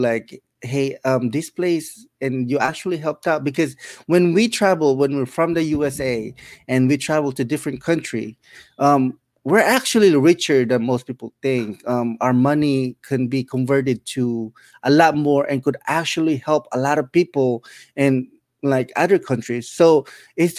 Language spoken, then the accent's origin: English; Philippines; now in United States; I came from the Philippines and we were poor